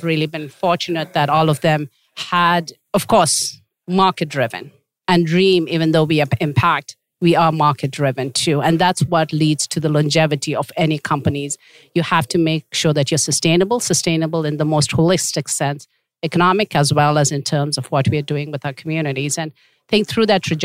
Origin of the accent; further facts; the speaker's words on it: India; moved away as an adult; also born or lived in Tibet; now in Canada; I am a Tibetan and I was born in India because my parents had fled Tibet at that time